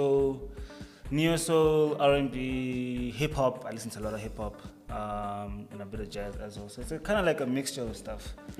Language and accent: English; Soweto, Gauteng, South Africa; my hood is Soweto. That's why I was brought up. Soweto, Meadowlands to be exact. Kasla, Mele, Zone 5.